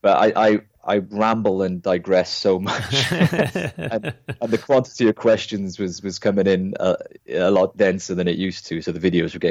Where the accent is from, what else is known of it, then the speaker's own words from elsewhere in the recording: Cardiff, Wales, United Kingdom; we're all from Cardiff, South Wales